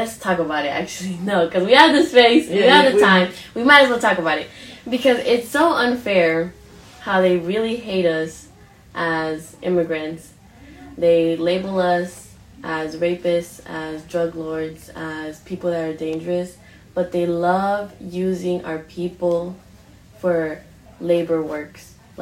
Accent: Oakland, California, United States; I grew up, born and raised in Oakland

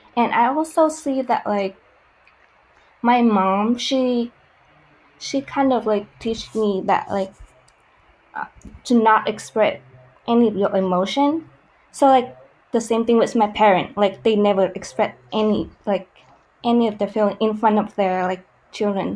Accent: Vietnam; moved away; I was born and raised in Vietnam, which is, like, in Southeast Asia.

